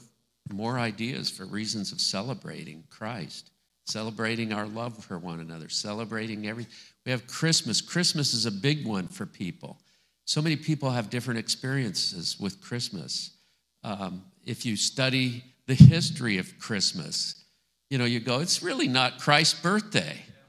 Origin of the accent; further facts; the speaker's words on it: Scotland, United Kingdom; I'm Scottish.